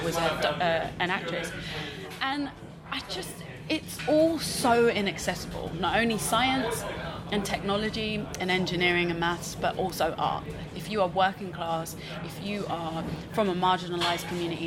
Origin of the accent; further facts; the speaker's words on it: London, United Kingdom; I'm from East London, so not only are we in East London